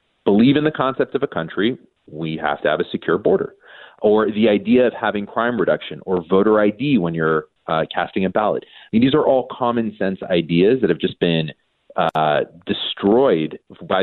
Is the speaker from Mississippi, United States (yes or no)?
no; California, United States; I was born and raised in California